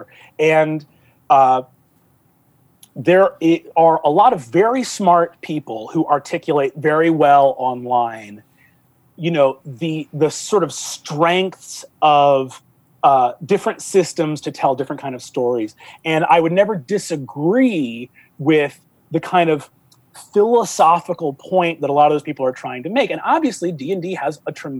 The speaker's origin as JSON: {"language": "English", "region": "New York", "country": "United States", "said": "I am a New Yorker"}